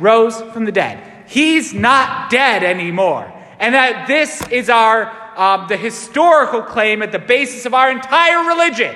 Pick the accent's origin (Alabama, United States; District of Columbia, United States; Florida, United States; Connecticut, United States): Connecticut, United States; Waterbury; I am from Waterbury